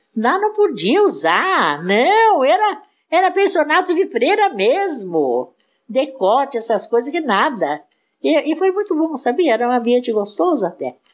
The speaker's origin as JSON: {"language": "Portuguese", "town": "Mineiros do Tietê", "region": "São Paulo", "country": "Brazil", "tie": "born or raised there", "said": "eu só nasci lá e passei um tempo da infância."}